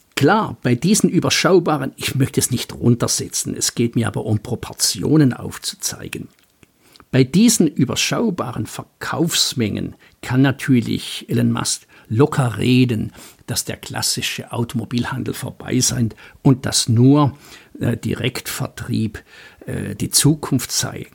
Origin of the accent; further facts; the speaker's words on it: Baden-Württemberg, Germany; als Schwabe